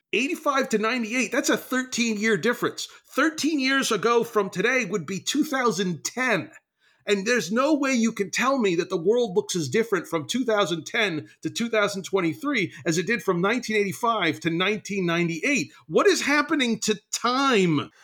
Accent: New Jersey, United States; I am from New Jersey

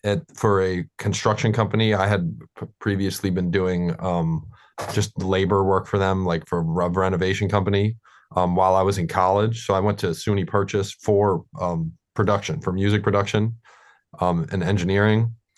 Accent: New York City, New York, United States; Like, you know, like we're both born and raised in New York City. So we came up in the scene

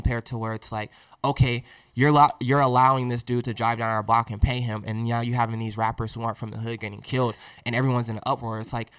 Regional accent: New Jersey, United States; Yo, I'm from Jersey, bro. Yeah, I'm from Jersey.

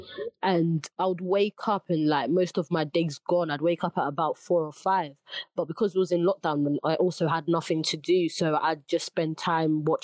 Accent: London, United Kingdom; I'm Ugandan from East London

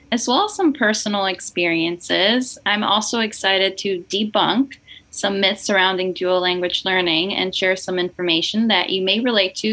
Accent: Nicaragua; moved away; also born or lived in Boston; I'm originally from Nicaragua and I grew up in a fully bilingual household.

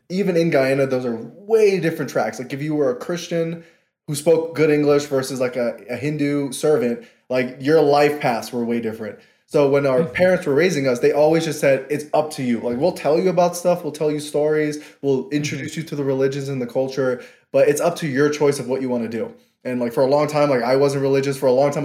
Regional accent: New York City, New York, United States; moved away as an adult; I'm from Queens

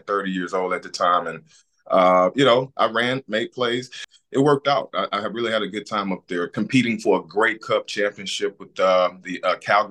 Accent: Alabama, United States; moved away as an adult; also born or lived in Ohio; born and bred on Alabama

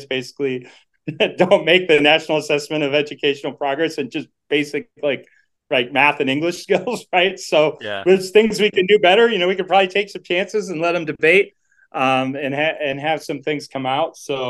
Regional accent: Boston, Massachusetts, United States; now in New York, United States; Not really, because I'm originally from Boston.

